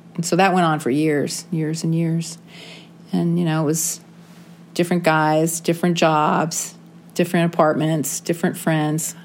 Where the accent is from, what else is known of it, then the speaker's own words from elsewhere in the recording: San Diego, California, United States; I grew up in San Diego